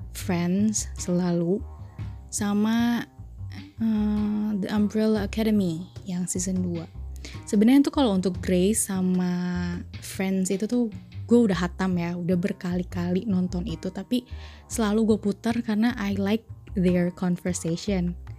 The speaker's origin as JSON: {"language": "Indonesian", "town": "Bogor", "region": "West Java", "country": "Indonesia", "tie": "born or raised there", "said": "sekarang tinggal di Bogor. Hmm, dari SD, SMP, SMA, kecuali kuliah, gue di Bogor ya. Basically gue orang Bogor sih. Sunda"}